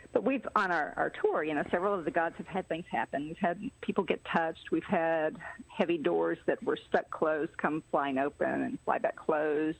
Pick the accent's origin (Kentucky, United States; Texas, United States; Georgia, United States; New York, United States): Georgia, United States; Atlanta; now in Chattanooga, United States; I am originally from Atlanta, but I've been here since 1986